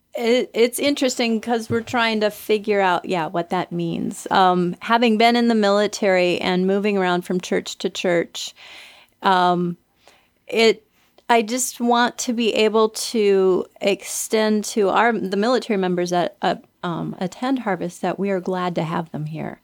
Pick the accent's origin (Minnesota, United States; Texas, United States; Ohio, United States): Minnesota, United States; moved away; I grew up in Minnesota